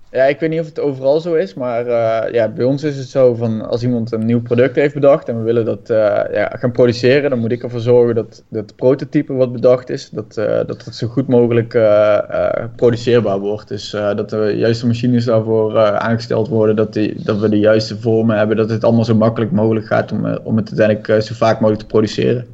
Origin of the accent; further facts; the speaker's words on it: Budel, North Brabant, Netherlands; ik kom uit Budel